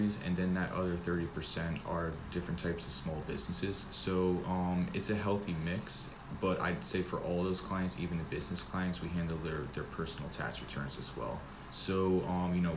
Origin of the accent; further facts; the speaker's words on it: the Poconos, Pennsylvania, United States; moved away as an adult; also born or lived in New York City; now in Charlotte, United States; I grew up in the Poconos in Pennsylvania in the country area